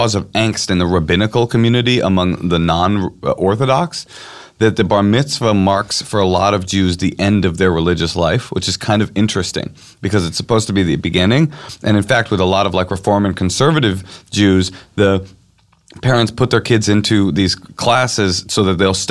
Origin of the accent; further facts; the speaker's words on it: Oakland, California, United States; … and I grew up in Oakland, California, going to public schools.